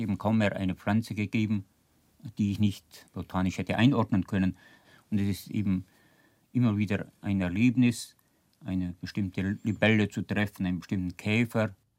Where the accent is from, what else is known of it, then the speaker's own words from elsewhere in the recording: Allgäu, Germany; Wisst ihr, wo ich herkomme? Aus dem Allgäu.